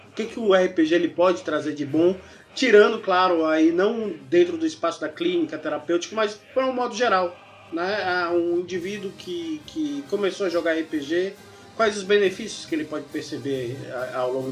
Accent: Northeast Region, Brazil; Eu sou do Nordeste, a maior parte da Lady Dragons é do Nordeste. E aqui, aqui na região de Salvador, principalmente, nós somos afobados.

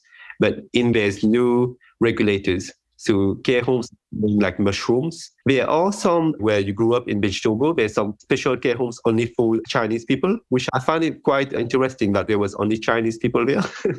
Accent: Essex, East of England, United Kingdom; also born or lived in Mauritius; now in London, United Kingdom; I'm from Essex.

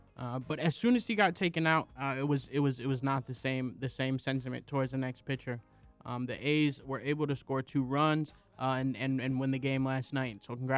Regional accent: Oakland, California, United States; I am from Oakland, California. I love my A's

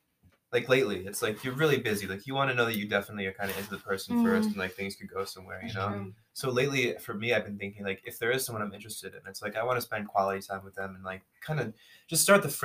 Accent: Rochester, Minnesota, United States; I'm from Rochester, Minnesota, which like doesn't have a lot, you know, going on.

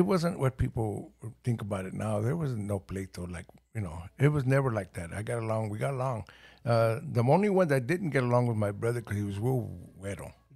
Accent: Los Angeles, California, United States; English is a second language; also born or lived in El Paso, Texas / Ciudad Juárez, Mexico / Watts / San Gabriel Valley; I was born in El Paso, Texas, but we were from Juaritos, the other side. And two years old, we ended up in Los Angeles.

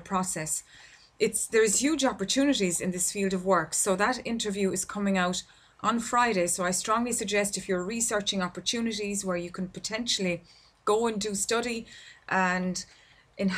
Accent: Ireland; here in my home country in Ireland

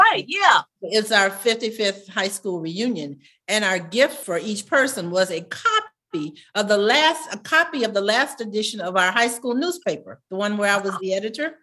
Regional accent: Savannah, Georgia, United States; growing up in Savannah

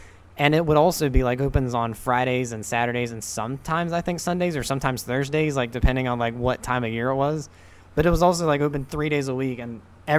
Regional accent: North Carolina, United States; moved away; my hometown in North Carolina.

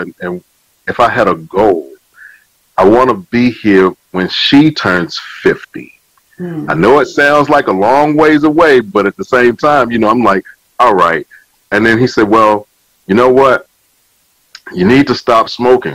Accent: Virginia, United States; now in Willingboro, United States; my hometown, uh, Southside Regional Medical Center

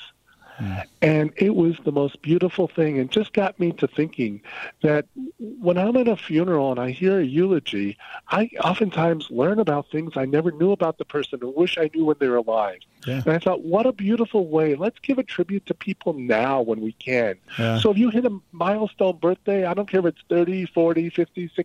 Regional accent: Illinois, United States; I'm from Illinois.

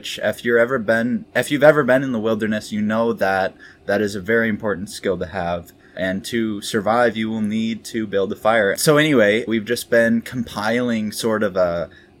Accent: New York, United States; now in Minnesota, United States; I'm actually originally from New York, in the state of New York, in the United States. And I've moved here, currently located in rural Minnesota.

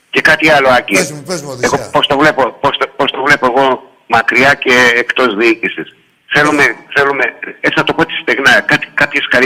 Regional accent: Larissa, Thessaly, Greece; από τη Λάρισα, παίρνω τηλέφωνο, είμαι Ολυμπιακός.

